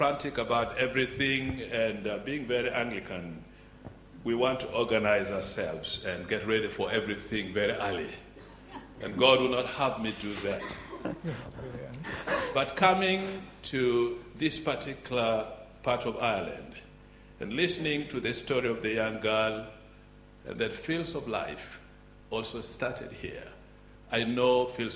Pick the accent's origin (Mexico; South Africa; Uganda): Uganda; I come from Uganda